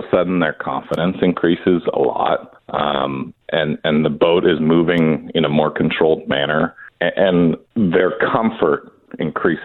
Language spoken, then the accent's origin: English; Ventura, California, United States; I've been a lifer here in Ventura. I was born here